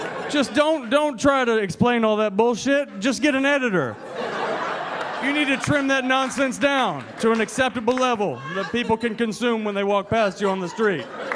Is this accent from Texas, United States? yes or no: yes; Houston, Texas, United States; now in New York, United States; I'm from Texas originally. Houston